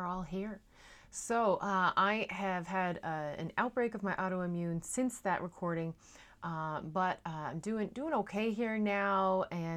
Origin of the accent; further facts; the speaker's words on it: Newfoundland and Labrador, Canada; now in Netherlands; I am a Newfoundlander and Canadian coming to you from a city just south of Amsterdam